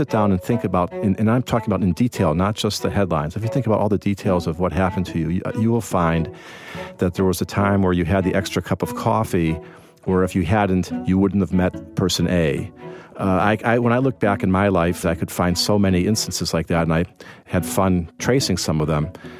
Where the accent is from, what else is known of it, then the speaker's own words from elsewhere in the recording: Evanston, Illinois, United States; I grew up in Chicago, actually in Evanston for most of my time in Chicago, which is a near north suburb.